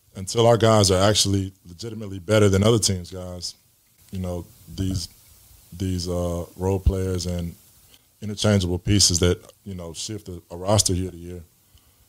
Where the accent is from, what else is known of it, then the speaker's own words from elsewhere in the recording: Texas, United States; we're from Texas